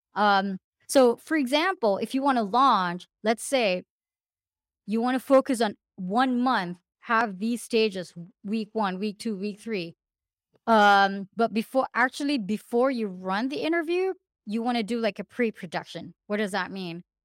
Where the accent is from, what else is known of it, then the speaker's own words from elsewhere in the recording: Philippines; moved away; I'm originally from the Philippines